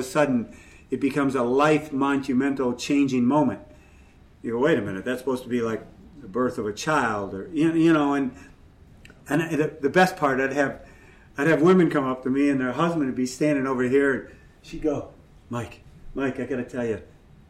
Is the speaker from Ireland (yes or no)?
yes; Ireland; I'm Irish and I'm full of, you know what, so it helps.